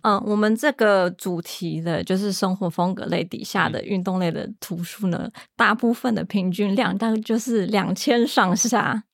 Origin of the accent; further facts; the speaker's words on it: Taoyuan, Taiwan; 我在桃园跑步，因为我是桃园人